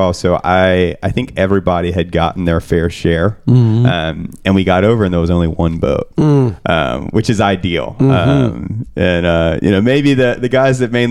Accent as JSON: {"language": "English", "town": "New Bern", "region": "North Carolina", "country": "United States", "said": "I'm from New Bern, which is like an hour and a half north of here"}